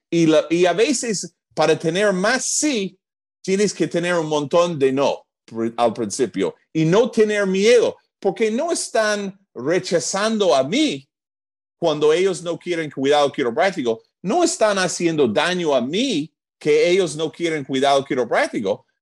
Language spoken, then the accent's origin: Spanish; New Jersey, United States; first language English; Spanish is a second language; moved away as an adult; also born or lived in Atlanta, Georgia; now in Peru; Yo soy de Nueva Jersey, en los Estados Unidos